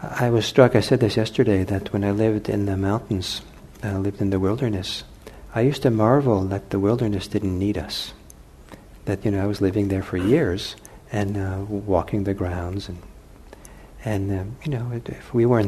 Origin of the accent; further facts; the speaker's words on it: Los Angeles, California, United States; now in Bay Area, United States; I grew up in Los Angeles